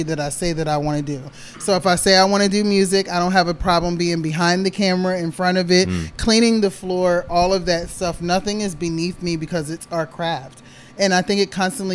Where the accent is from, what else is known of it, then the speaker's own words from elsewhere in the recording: East Coast, United States; moved away; You know, I'm originally from the East Coast